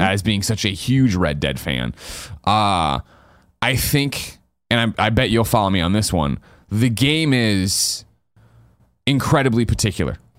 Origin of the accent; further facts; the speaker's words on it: United States; I'm super American